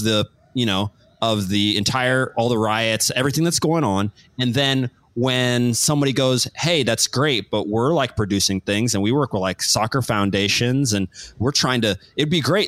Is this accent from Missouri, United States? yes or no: yes; Kansas City, Missouri, United States; I was born in Kansas City.